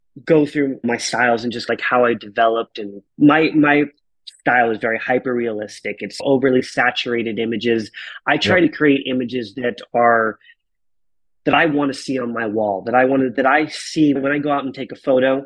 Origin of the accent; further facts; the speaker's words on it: Marana, Arizona, United States; also born or lived in Tucson, Arizona; a kid from Marana, Arizona that grew up basically in a trailer park